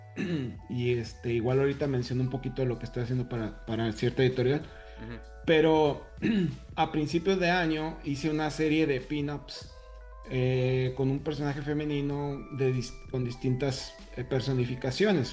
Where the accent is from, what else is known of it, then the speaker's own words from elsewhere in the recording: northern Mexico, Mexico; yo soy del desierto, este, del norte, como tú